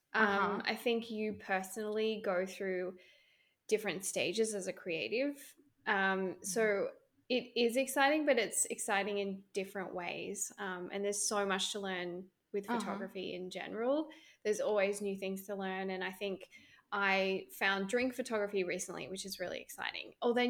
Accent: Australia; moved away as an adult; now in Vancouver, Canada; I'm an Australian. I currently live in Vancouver, Canada

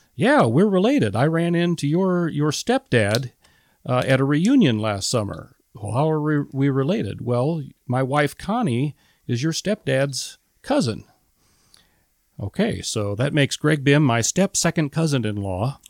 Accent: Metamora, Illinois, United States; I'm a small town boy, uh, born and raised in Metamora, Illinois.

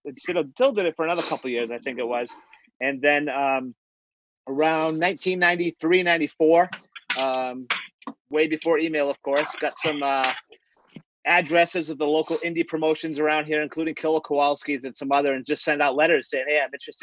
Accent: Boston, Massachusetts, United States; when I was a kid growing up in New England, in the Boston area

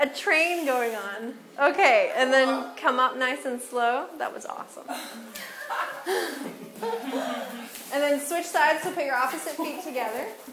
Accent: Menominee, Michigan, United States; I'm from Menominee, Michigan

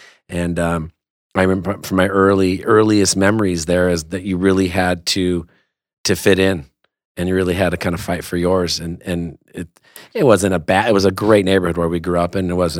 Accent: West Covina, California, United States; we're both from West Covina.

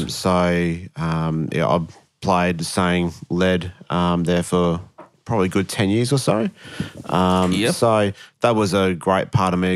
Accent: Queensland, Australia; moved away as an adult; also born or lived in Wollongong, New South Wales / Brisbane; moved to Queensland when I was three

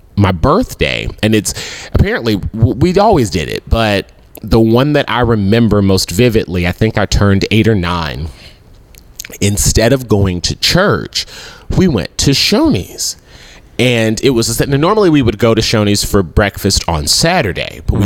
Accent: Memphis, Tennessee, United States; I grew up in Whitehaven

